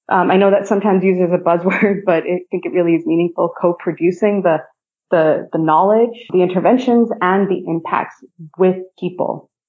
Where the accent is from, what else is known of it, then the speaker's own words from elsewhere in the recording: India; also born or lived in Philippines / Japan; So, I, I grew up in India, Philippines, and Japan.